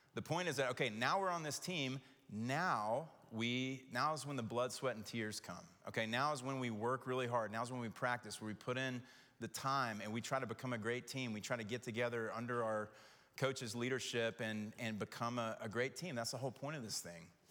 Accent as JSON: {"language": "English", "town": "Knoxville", "region": "Tennessee", "country": "United States", "tie": "born or raised there", "said": "growing up in Knoxville"}